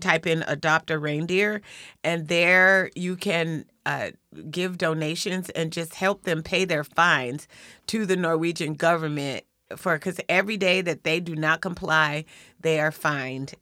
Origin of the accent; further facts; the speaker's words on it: Lakewood, Washington, United States; I'm from, well, really, I'm from Lakewood